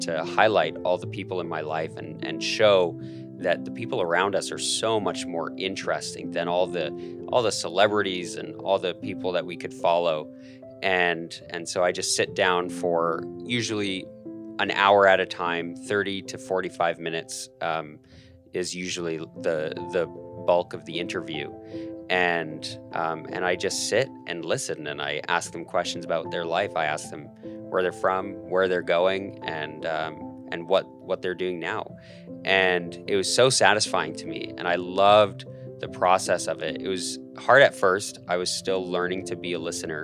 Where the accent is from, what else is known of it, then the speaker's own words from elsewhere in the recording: Calgary, Alberta, Canada; moved away as an adult; now in Idaho, United States; I'm born and raised in Calgary, Canada, a beautiful city.